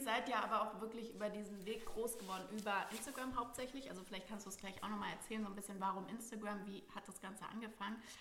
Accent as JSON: {"language": "German", "town": "Frankfurt", "region": "Hesse", "country": "Germany", "tie": "born or raised there", "said": "Ich bin ja auch aus Frankfurt äh, gebürtig"}